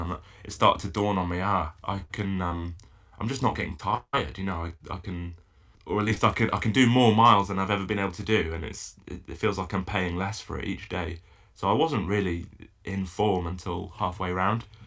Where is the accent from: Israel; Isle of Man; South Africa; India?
Isle of Man; now in Falmouth, United Kingdom; I grew up paddling in the Isle of Man